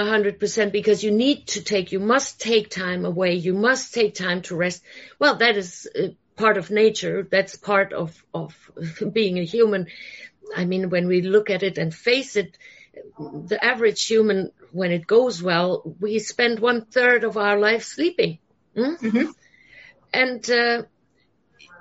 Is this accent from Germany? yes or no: yes; Germany; moved away; I'm originally from Germany